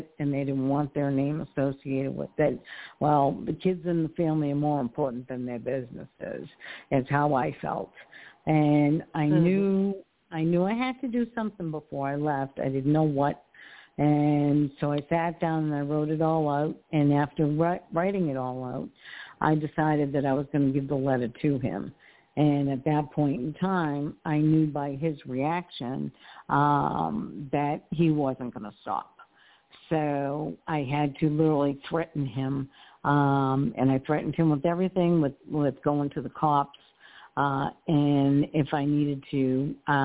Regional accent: Massachusetts, United States; moved away as an adult; now in Port Richey, United States; So I actually moved down to Florida. I'm originally from Massachusetts

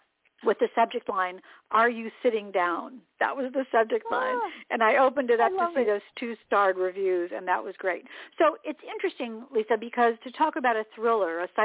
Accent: Indianapolis, Indiana, United States; moved away as an adult; also born or lived in Atlanta / Boston; I'd been on the air in Indianapolis, my hometown

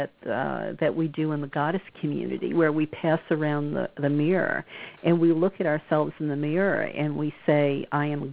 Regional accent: the Bible Belt, United States; moved away; I come from the Bible Belt.

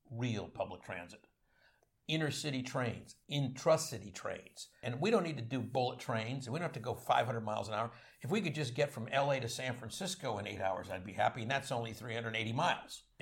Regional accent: Canada; now in United States; I want to speak as a Canadian.

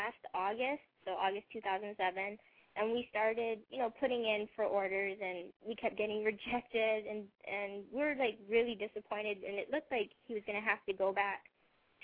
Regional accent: Hawaii, United States; also born or lived in San Diego / Japan; now in Memphis, United States; I'm from Hawaii, and I've never lived anywhere further than San Diego prior to going to Japan

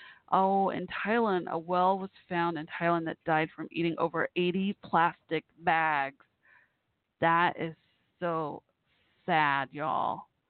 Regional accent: Texas, United States; I'm from Texas

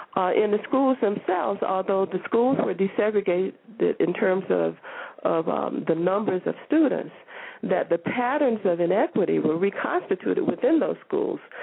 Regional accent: Florida, United States; the state of Florida, you know, my home state

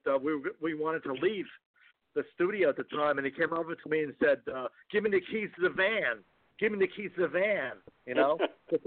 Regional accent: New York City, New York, United States; We all grew up in Forest Hills

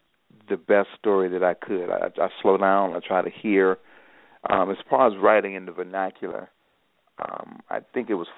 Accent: Chicago, Illinois, United States; I grew up on the South Side.

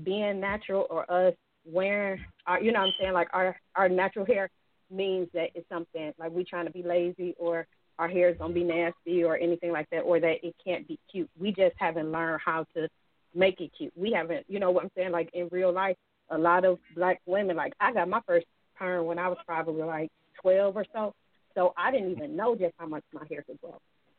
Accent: Detroit, Michigan, United States; Like, I was born and raised in Detroit.

